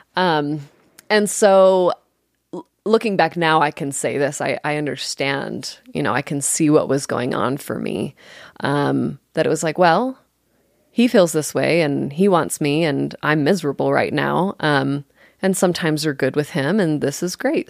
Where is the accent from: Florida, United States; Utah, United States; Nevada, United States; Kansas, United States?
Nevada, United States; Las Vegas; I'm actually originally from, born and raised in Las Vegas, the real Las Vegas